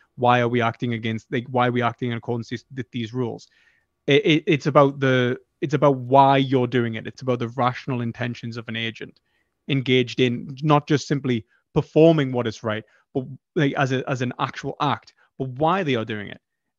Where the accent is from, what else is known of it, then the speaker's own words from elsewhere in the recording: United Kingdom; I'm from the UK.